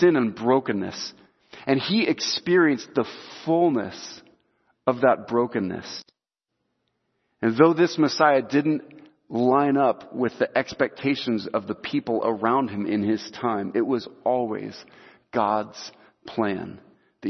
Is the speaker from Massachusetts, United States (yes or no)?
no; Salem, Oregon, United States; also born or lived in Iowa; we moved from Iowa to Salem, Oregon, when I was like 3 months old